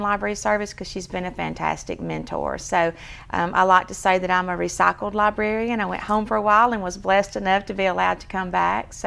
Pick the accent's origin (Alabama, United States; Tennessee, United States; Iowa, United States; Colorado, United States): Alabama, United States; Sylacauga; I'm from Sylacauga. I moved here in the fourth grade, so this is home